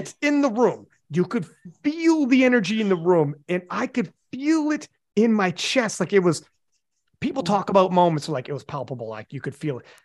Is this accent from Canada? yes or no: yes; Canada; I'm Canadian